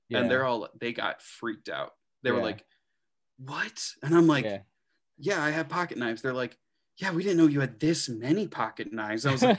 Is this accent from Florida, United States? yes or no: no; Indiana, United States; born there; I was born in Indiana.